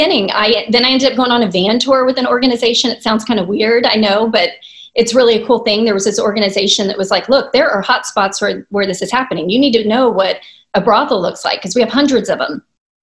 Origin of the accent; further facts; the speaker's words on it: Houston, Texas, United States; I'm a native Houstonian, so maybe that's why I love it, because it's home